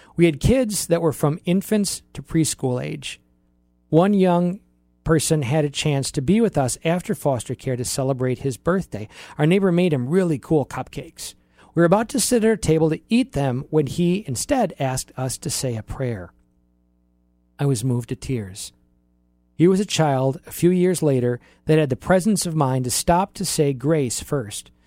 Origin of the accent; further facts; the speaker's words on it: Oshkosh, Wisconsin, United States; moved away; So I grew up in Oshkosh, Wisconsin, really have lived thirteen places in my life, And m, my most memorable youth years from age three to age eighteen were in Oshkosh